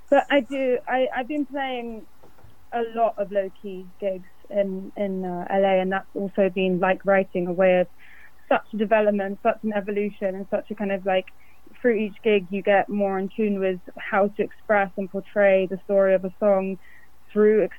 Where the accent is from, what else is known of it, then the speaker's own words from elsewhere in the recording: London, United Kingdom; moved away; also born or lived in West Hollywood; I grew, I grew up in London.